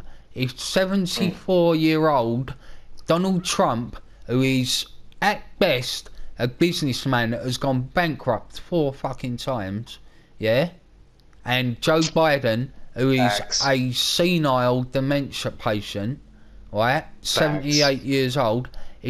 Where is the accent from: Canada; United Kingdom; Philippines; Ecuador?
United Kingdom; coming from a British person